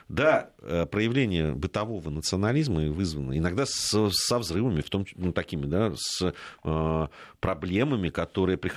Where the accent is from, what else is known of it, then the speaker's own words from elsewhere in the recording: Fergana, Fergana Region, Uzbekistan; now in Saint Petersburg, Russia; Да, добрый вечер … из Санкт-Петербурга. Родилась и выросла в Узбекистане, в Фергане, училась в русской школе.